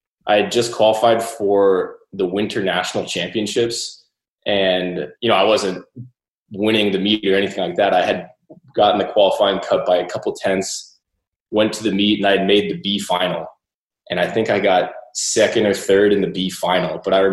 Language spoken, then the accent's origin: English; McLean, Virginia, United States; I grew up in McLean, Virginia for most of my life